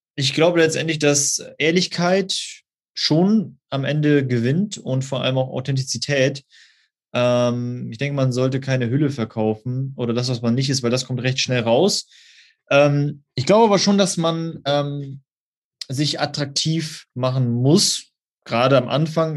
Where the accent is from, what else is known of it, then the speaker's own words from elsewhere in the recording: Osnabrück, Lower Saxony, Germany; Ich komme aus Osnabrück, das ist in der Nähe von Münster